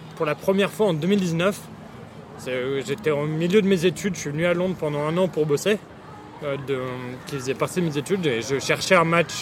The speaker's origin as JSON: {"language": "French", "town": "Boulogne-Billancourt", "region": "Île-de-France", "country": "France", "tie": "born or raised there", "also_born_or_lived": "United Kingdom / Saint-Germain-en-Laye", "moved": "yes", "lives_now": "London, United Kingdom", "said": "suis né au Royaume-Uni, mais euh, je suis rentré en France quand j'avais deux ans et demi. J'ai grandi à Boulogne-Billancourt avant de, déménager à Saint-Germain-en-Laye."}